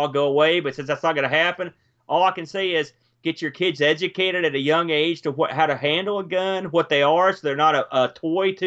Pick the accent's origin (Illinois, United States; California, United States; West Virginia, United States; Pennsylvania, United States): West Virginia, United States; also born or lived in New Jersey (Jersey Shore); I'm a transplanted to West Virginia via, I was born and spent 5 or 6 years in New Jersey before we moved here, but haven't been here this long. I guess I'm a proud West Virginian.